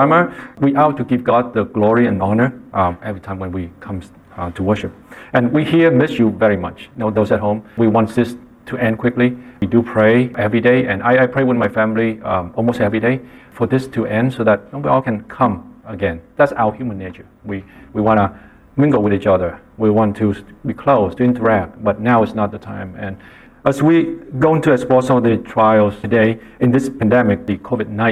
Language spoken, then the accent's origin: English; Vietnam; moved away; I grew up in Vietnam